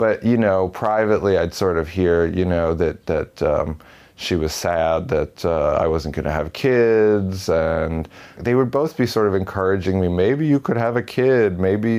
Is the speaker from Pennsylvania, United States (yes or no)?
no; Paramus, New Jersey, United States; I grew up in Paramus, New Jersey.